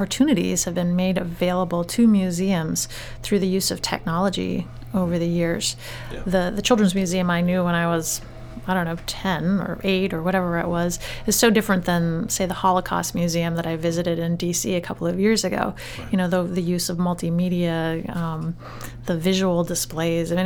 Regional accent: Portland, Maine, United States; I was growing up in the Portland area

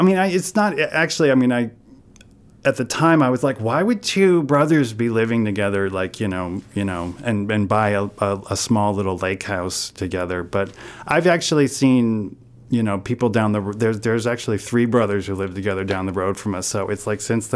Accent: New Orleans, Louisiana, United States; moved away as an adult; also born or lived in New York City, United States; now in Maine, United States; I grew up in New Orleans

